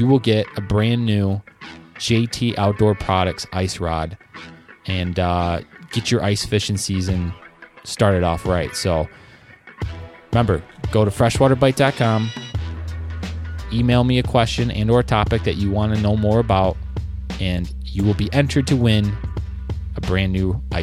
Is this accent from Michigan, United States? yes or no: yes; Michigan, United States; they knew I was from Michigan